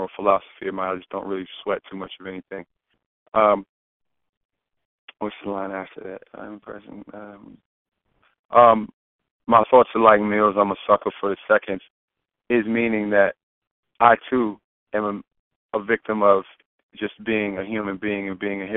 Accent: Prince George's County, Maryland, United States; also born or lived in Khartoum, Sudan; When I came back home to Prince George's County, Maryland, which is the wealthiest black county in the United States

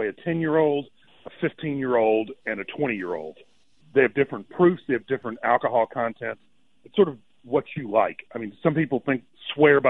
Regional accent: Clarksdale, Mississippi, United States; I grew up in Clarksdale, Mississippi

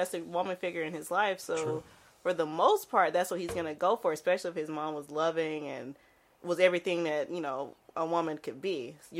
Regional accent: Alabama, United States; moved away; So I'm from Alabama, and like majority of people in my community in Alabama are black. And when I say black, I mean brown skin, darker skin. So my family kind of stood out a little bit.

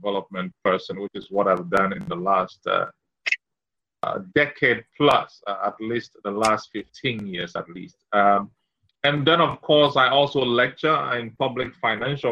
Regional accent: Keta, Volta, Ghana; moved away; I was born in Keta. I was born in Keta to an engineer father and a businesswoman mother. And I grew up with my grandparents in Keta

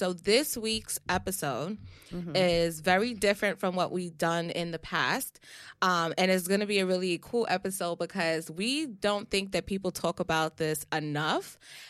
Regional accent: Jamaica; fellow Jamaicans, please don't come at us, okay? But like I said, and I think one of our other episodes, we're both Jamaican, so okay, so we can speak on this shit, okay?

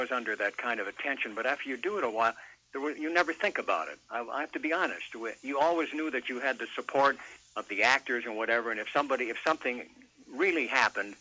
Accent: Detroit, Michigan, United States; made the rounds in Detroit, my hometown

